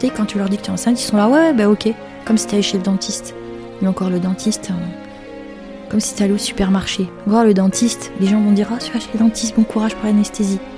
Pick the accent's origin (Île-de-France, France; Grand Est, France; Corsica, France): Corsica, France; moi je suis corse, hein, on ne me fait pas sauter comme ça, t'inquiète pas.